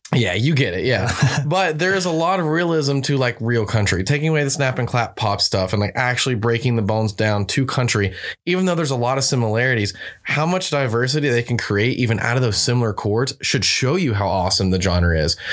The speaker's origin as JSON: {"language": "English", "region": "Alabama", "country": "United States", "said": "I'm from Alabama. I mean, I grew up on it"}